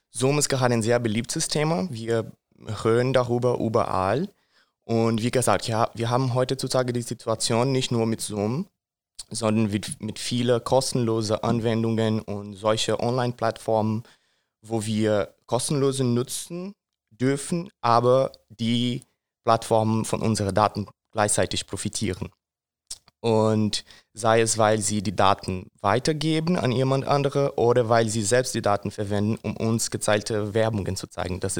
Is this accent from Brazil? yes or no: yes; Brazil; ich komme aus Brasilien